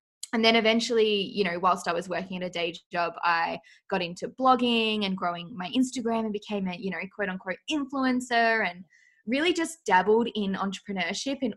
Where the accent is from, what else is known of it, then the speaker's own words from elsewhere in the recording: Australia; accent: Australian; I'm from Australia, as you can tell by my lovely accent